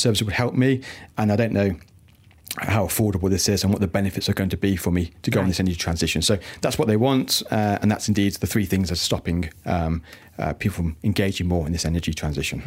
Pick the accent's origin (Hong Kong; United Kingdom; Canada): United Kingdom; now in Malaysia; the UK, my my home country, uh, from where I'm from